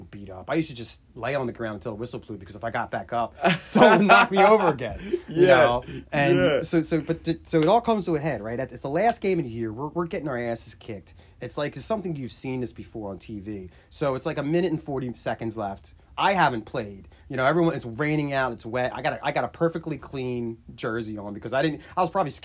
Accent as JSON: {"language": "English", "town": "Williamstown", "country": "United States", "said": "I was from Williamstown"}